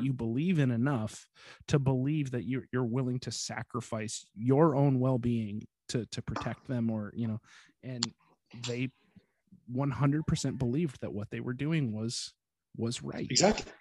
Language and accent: English; United States; I can honestly recall feeling ashamed of being American